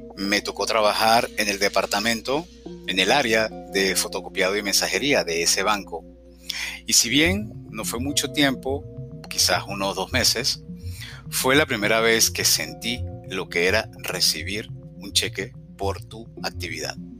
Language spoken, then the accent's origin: Spanish; Caracas, Capital District, Venezuela; moved away as an adult; also born or lived in Cumaná, Venezuela / Montreal, Canada; Al poco tiempo de nacer nos mudamos a Caracas, la capital del país, y donde viví aproximadamente unos 38 años